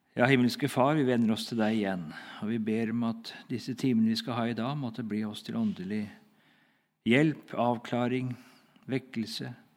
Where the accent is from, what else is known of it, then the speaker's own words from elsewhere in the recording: Hedrum, Vestfold, Norway; Hedrum, da, som var mitt, liksom, der jeg kommer fra.